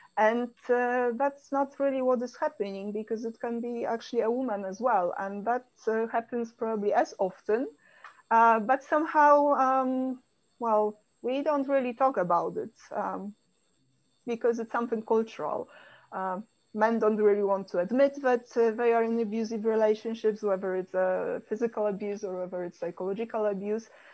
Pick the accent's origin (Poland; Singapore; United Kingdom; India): Poland; I come from Poland